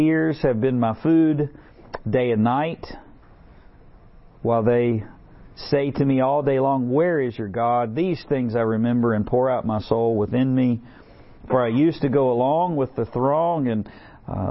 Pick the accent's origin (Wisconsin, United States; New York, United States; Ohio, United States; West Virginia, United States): West Virginia, United States; accent: West Virginia; my West Virginia accent